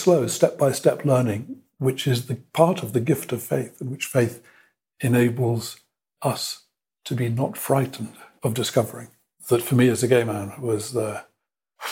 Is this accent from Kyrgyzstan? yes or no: no; England, United Kingdom; moved away; also born or lived in Mexico / Brazil / Bolivia / Chile; I'm an Englishman of a certain age. I'm 60-year-old Englishman